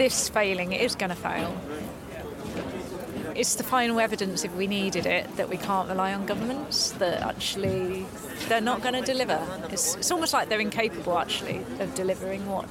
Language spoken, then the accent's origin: English; Shrewsbury, West Midlands, United Kingdom; I'm from Shrewsbury and involved with Extinction Rebellion